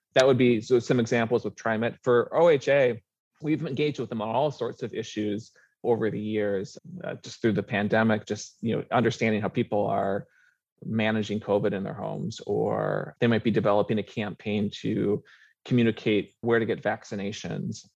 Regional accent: Minnesota, United States; now in Oregon, United States; I grew up in Minnesota

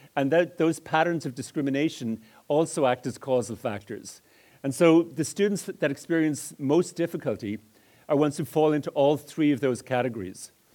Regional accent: Dublin, Leinster, Ireland; moved away as an adult; also born or lived in Edmonton, Alberta, Canada; I grew up in Ireland, and some of the deviant phonemes that are bouncing off the wall originated in Dublin

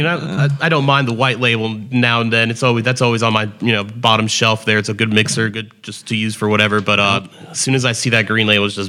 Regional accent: New York City, New York, United States; also born or lived in Winston-Salem, United States; I'm originally from New York City.

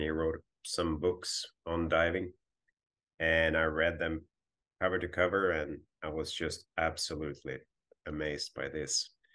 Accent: northern Sweden, Sweden; moved away as an adult; also born or lived in Hawaii / Ottawa, Canada; I grew up on the Baltic coast in Sweden and northern Sweden

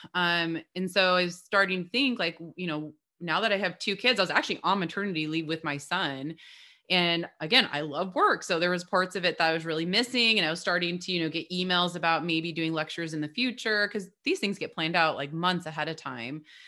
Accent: Midwest, United States; also born or lived in Southern California; now in Portland, United States; we're both from the Midwest

